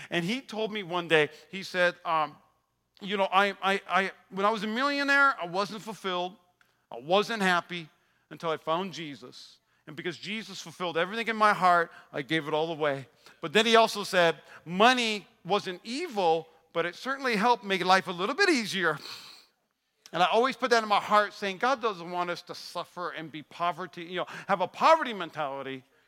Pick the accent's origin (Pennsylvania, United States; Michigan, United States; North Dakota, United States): North Dakota, United States; moved away as an adult; now in Las Vegas, United States; I even had a motorcycle uh, to ride growing up in North Dakota.